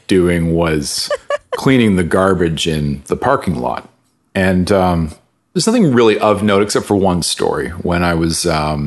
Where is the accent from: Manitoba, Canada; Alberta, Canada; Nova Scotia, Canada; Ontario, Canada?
Alberta, Canada; Calgary; moved away; also born or lived in United Kingdom / Toronto; running around Calgary